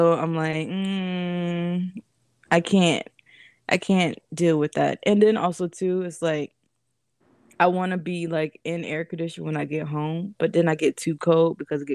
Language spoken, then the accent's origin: English; Florida, United States; now in Virginia, United States; I'm from Florida